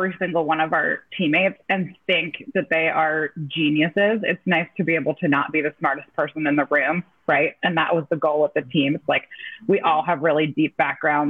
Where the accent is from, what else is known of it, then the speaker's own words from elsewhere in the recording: North Carolina, United States; moved away as an adult; I was making my homecoming back to my home state